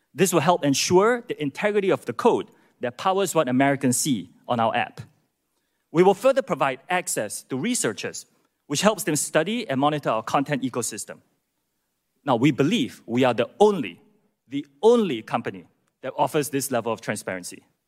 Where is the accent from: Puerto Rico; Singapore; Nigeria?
Singapore; moved away as an adult; also born or lived in United Kingdom / United States; I'm from Singapore. That's where I was born, as were my parents. And after serving in Singapore's military, I moved to the U K to attend college